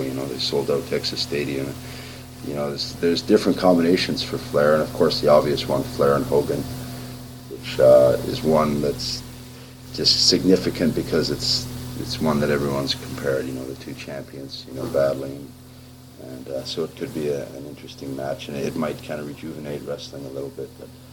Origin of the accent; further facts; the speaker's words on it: Canada; I came out as a Canadian